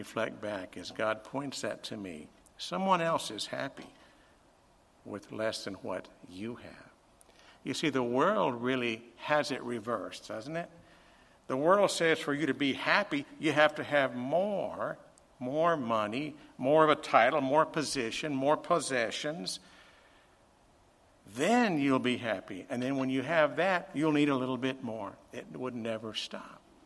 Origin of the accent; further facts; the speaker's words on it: El Paso, Texas, United States; As a young boy, I grew up in the Lower Valley